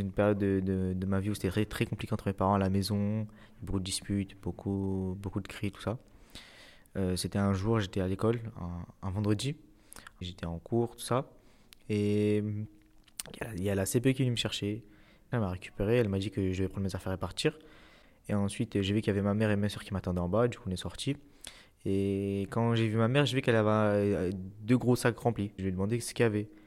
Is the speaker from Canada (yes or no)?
no; Le Bourget, Île-de-France, France; je viens du Bourget. Je suis un élève au lycée.